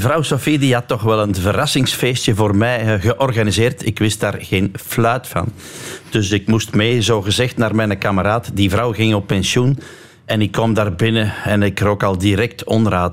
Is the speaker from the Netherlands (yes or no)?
no; Lille, Flanders, Belgium; Dus wij zijn alle drie van Lil, Erwin Vervekke, ikzelf en dan Wout van Aert